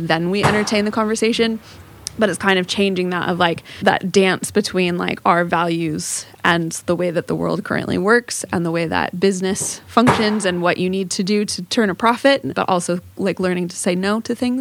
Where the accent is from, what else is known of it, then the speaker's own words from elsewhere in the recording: Southern California, United States; moved away as an adult; also born or lived in San Diego; now in Morecambe Bay, United Kingdom; I grew up in Southern California near the ocean